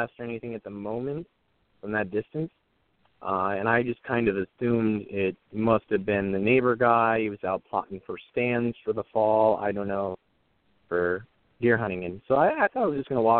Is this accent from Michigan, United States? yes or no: yes; Michigan, United States; I was born in Michigan, middle of nowhere, small town. Didn't really see or do a whole lot. I just grew up in the country